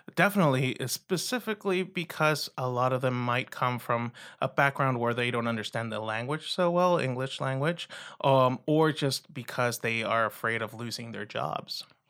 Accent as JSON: {"language": "English", "area": "Rio Grande Valley", "region": "South Texas", "country": "United States", "also_born_or_lived": "Iowa / Minnesota", "said": "I'm originally from South Texas in the Rio Grande Valley, close to the border with Mexico"}